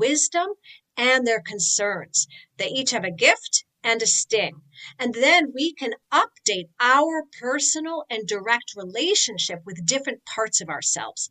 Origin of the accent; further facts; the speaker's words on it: New York, United States; I'm from New York